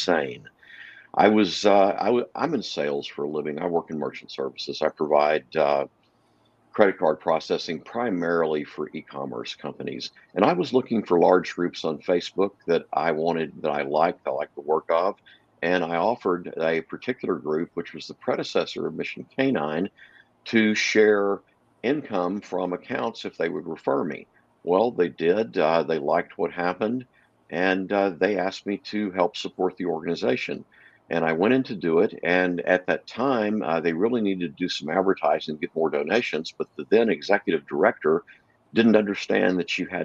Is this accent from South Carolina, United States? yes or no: no; Texarkana, Texas, United States; moved away as an adult; also born or lived in Dallas, Texas / Tyler, Texas; now in West Coast, United States; I grew up in Texarkana, Texas, lived in Dallas, then lived in Tyler for a while